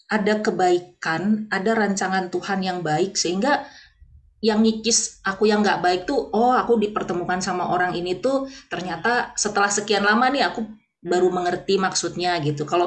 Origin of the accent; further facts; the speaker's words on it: North Sumatra, Indonesia; walaupun aku orang Batak gitu